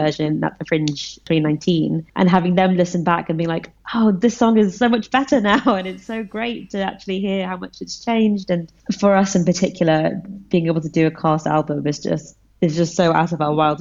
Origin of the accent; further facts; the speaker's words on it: London, United Kingdom; I'm Indian, but I grew up in London